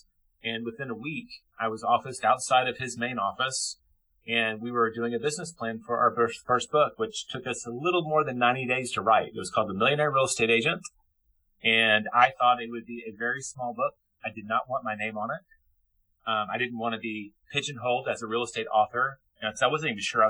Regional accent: Memphis, Tennessee, United States; also born or lived in Paris, France; I got an English degree in my hometown college of Memphis University

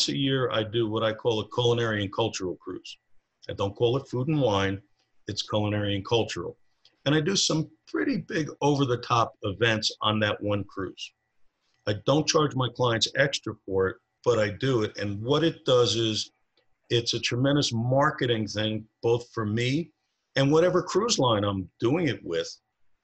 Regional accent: New Jersey, United States; now in Truckee, United States; originally I'm from New Jersey

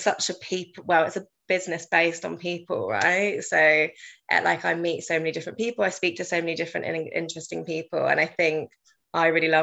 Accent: South East England, United Kingdom; moved away as an adult; now in London, United Kingdom; I worked at my local hospice, Amy House and Jack's Place

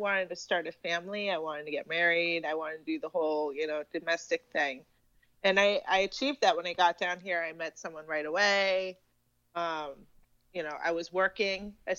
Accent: Massachusetts, United States; moved away as an adult; also born or lived in Oregon / Boston; now in Florida, United States; I moved to Massachusetts from Oregon when I was about 3 and a half, almost 4. So I grew up in Massachusetts. I lived there until my early 20s.

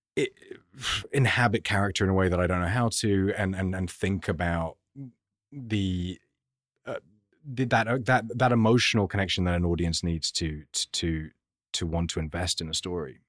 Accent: London, United Kingdom; I grew up in London

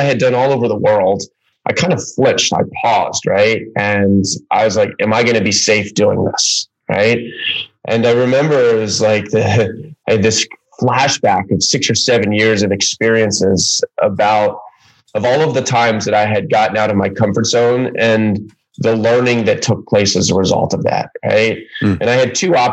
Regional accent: Baltimore, Maryland, United States; moved away as an adult; I ended up back in Baltimore, which is my hometown

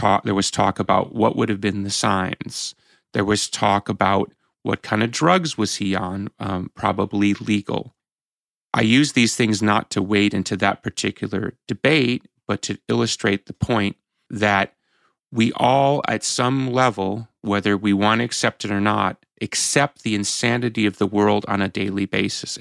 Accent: United States; as an American

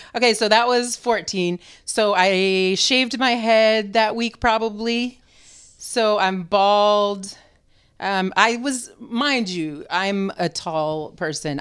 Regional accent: Vermont, United States; also born or lived in New Hampshire / North Beach, San Francisco; now in San Francisco, United States; I was born in New Hampshire and raised in Vermont

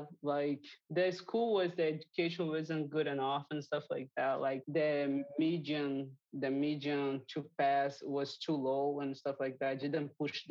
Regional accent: Rio de Janeiro, Brazil; English is a second language; Yeah, I grew up in here. I was born and grew up in here.

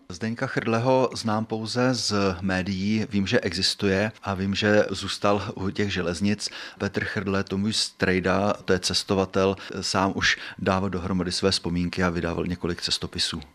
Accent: South Bohemian Region, Czechia; Já jsem jeho Čech, mý rodiče jsou taky jeho Češi

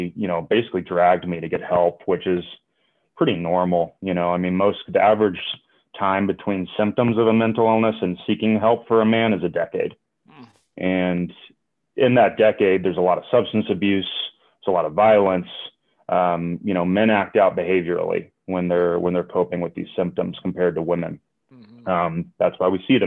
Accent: Atlanta, Georgia, United States; born or raised there; moved away as an adult; now in Denver, United States

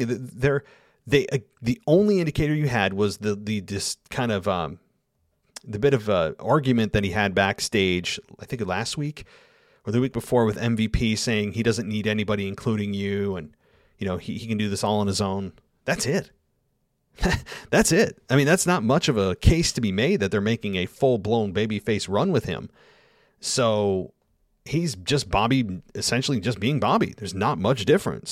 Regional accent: United States; accent: American; I am forever an American accent

